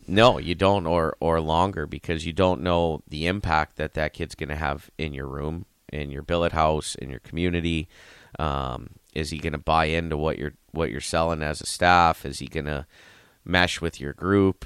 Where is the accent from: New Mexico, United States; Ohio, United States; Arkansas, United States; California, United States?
Ohio, United States; Youngstown; moved away; I'm from Youngstown